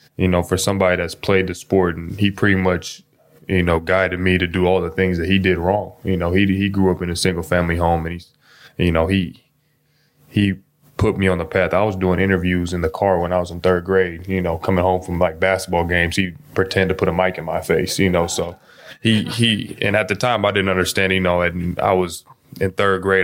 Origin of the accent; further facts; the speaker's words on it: Seattle, Washington, United States; I grew up in Seattle